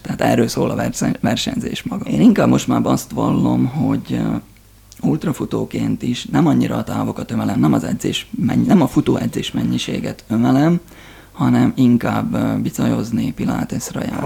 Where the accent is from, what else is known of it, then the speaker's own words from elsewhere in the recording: Csallóköz, Trnava Region, Slovakia; csalóközkördön nőttem fel